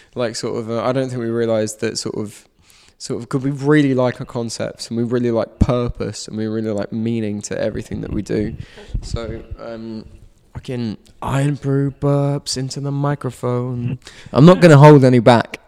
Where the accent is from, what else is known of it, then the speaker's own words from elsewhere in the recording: London, United Kingdom; my hometown of Richmond upon Thames in London